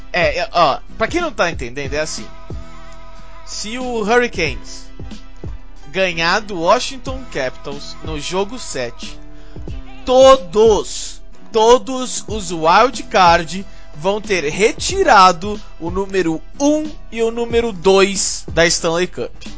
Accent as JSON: {"language": "Portuguese", "country": "Brazil", "said": "eu sou brasileiro"}